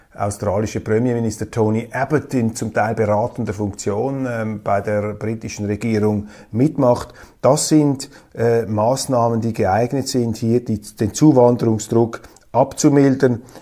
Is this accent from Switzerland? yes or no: yes; Switzerland; wir Schweizer